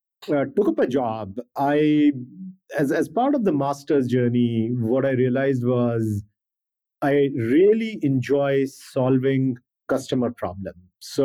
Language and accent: English; India; India, growing up in India and education system, India is always about being the best.